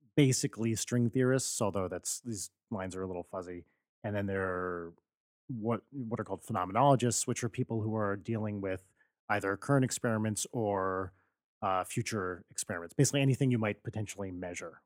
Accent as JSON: {"language": "English", "region": "New Jersey", "country": "United States", "tie": "born or raised there", "moved": "yes", "said": "I grew up in New Jersey"}